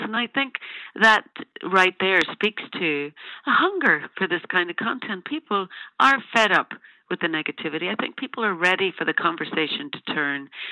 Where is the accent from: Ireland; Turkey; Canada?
Ireland; I'm an Irish woman